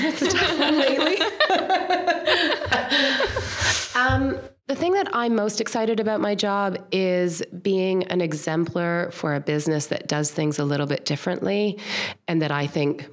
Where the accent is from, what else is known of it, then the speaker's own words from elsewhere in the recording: Toronto, Ontario, Canada; moved away as an adult; now in New Zealand; I grew up, my parents, in Toronto.